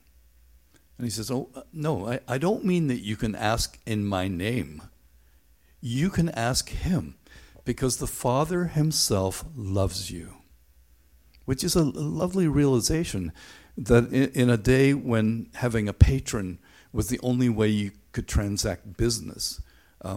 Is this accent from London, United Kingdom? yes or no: no; Northern Ireland, United Kingdom; Growing up in Northern Ireland